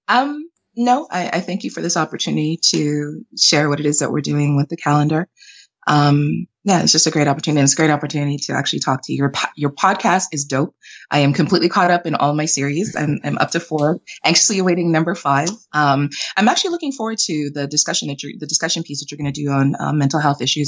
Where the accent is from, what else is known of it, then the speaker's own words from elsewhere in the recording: Canada; also born or lived in Jamaica; I'm Jamaican Canadian, but I was born in Jamaica, raised in Canada